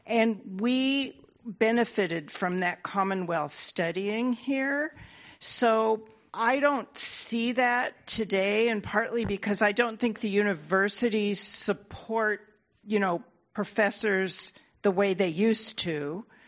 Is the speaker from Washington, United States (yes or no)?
no; California, United States; I'm from California and was educated in the arts here in California in the Bay Area